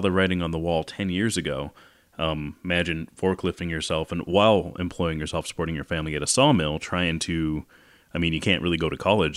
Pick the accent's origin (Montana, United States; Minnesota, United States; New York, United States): Montana, United States; Great Falls; I grew up partially in Great Falls